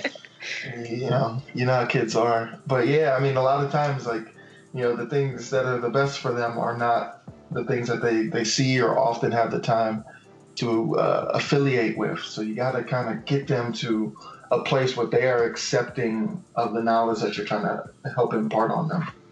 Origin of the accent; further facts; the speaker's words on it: Miami, Florida, United States; moved away as an adult; also born or lived in Key West, Florida; now in Tallahassee, United States; I was born in Key West, raised in Miami Dade County, at 305 Dade County